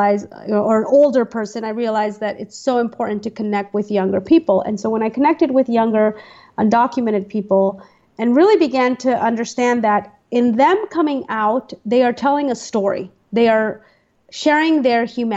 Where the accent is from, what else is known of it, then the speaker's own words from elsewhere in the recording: United States; I was born in the United States, so I am not an immigrant, I'm a citizen, and this is my home